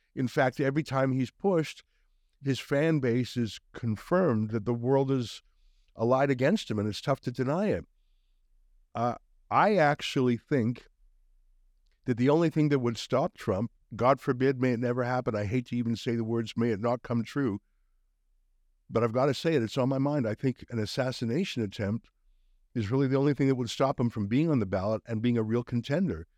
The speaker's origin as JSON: {"language": "English", "country": "Canada", "said": "Being a Canadian"}